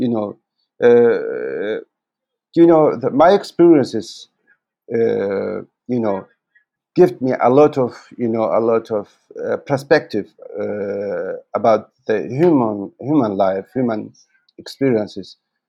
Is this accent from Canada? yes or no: yes; Canada; English is a second language; So maybe I can say I am lucky because I am Canadian.